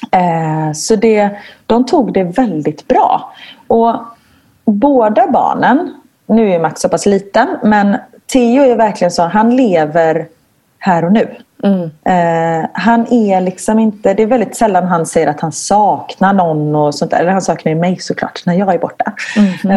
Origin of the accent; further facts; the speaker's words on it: Gothenburg, Västra Götaland, Sweden; moved away as an adult; now in Belgium; jag kommer från Göteborg så jag är van vid regn